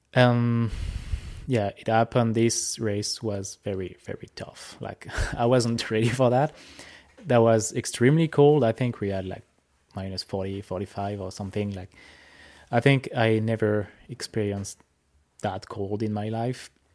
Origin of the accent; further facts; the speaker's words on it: France; accent: French; English is a second language; moved away as an adult; now in Saskatchewan, Canada; I'm from France